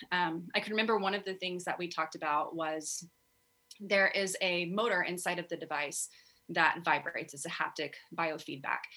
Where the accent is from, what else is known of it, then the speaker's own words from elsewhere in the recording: Texas, United States; I grew up in Texas